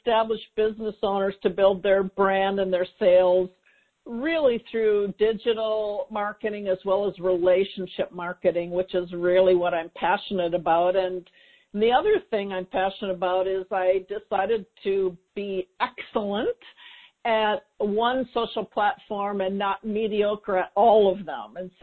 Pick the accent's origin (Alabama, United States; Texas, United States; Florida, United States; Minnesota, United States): Minnesota, United States; Minneapolis; moved away; also born or lived in California; I actually relocated across the country back to my hometown of Minneapolis, Minnesota